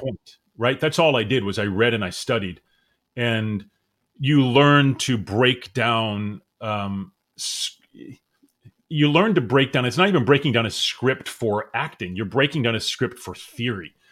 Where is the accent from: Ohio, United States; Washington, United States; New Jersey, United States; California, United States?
New Jersey, United States; Cherry Hill; moved away as an adult; also born or lived in Mount Holly, New Jersey / Medford Lakes, New Jersey / New York; We moved to Cherry Hill, and that's where I spent my years and went to high school there